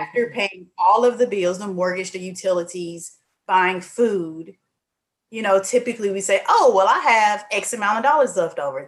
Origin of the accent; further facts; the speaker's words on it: Mississippi, United States; now in Houston, United States; I'm from Mississippi, but I'm currently in Houston, Texas.